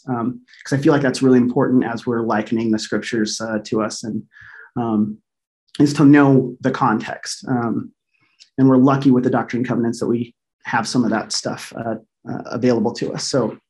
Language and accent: English; Jackson County, Missouri, United States; born there; But I was born in Jackson County, Missouri. So this place is very near and dear to my heart. I still have family that live there.